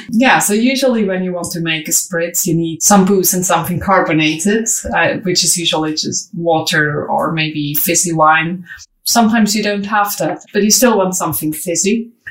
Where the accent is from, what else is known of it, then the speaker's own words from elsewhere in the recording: Switzerland; as we are both from Switzerland